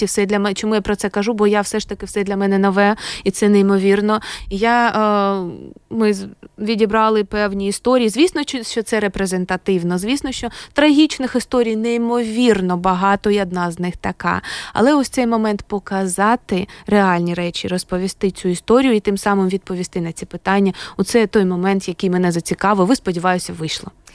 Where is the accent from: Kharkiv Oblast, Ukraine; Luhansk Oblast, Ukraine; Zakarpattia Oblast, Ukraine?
Kharkiv Oblast, Ukraine; Kharkiv; moved away as an adult; now in Riga, Latvia; я з України